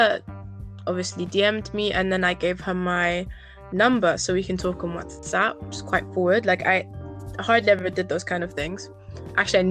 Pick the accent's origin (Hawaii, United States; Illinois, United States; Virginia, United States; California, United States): Virginia, United States; now in Netherlands; I was born in the States as well, in Virginia